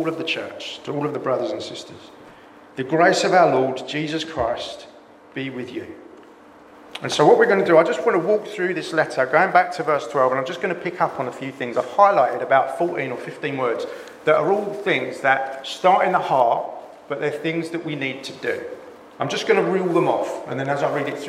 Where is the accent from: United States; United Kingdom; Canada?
United Kingdom; England; we're so English